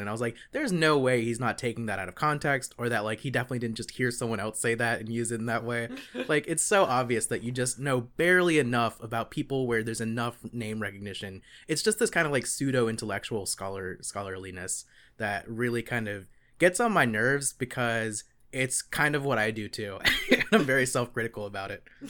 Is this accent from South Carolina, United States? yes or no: yes; Gilbert, South Carolina, United States; from my hometown of Gilbert, South Carolina